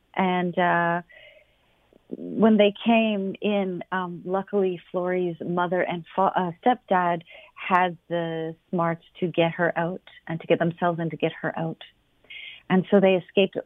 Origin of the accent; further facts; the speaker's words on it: London, Ontario, Canada; moved away; I was born in London. My family is still in London.